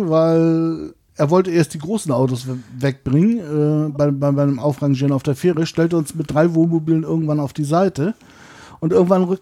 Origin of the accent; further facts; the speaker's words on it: Weißenhäuser Strand, Schleswig-Holstein, Germany; Genau, da bin ich auf dem Campingplatz sozusagen groß geworden bei meinen Eltern, den haben wir irgendwann übernommen